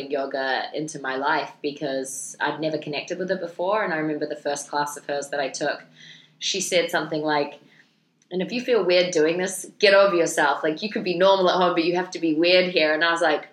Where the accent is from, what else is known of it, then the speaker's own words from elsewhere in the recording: New Zealand; I just prefer to stay as a New Zealander